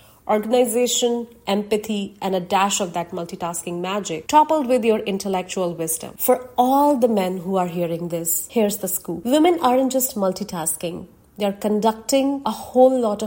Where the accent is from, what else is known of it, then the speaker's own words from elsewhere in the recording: India; Being an Indian and a Hindu woman are parts of my identity that I was born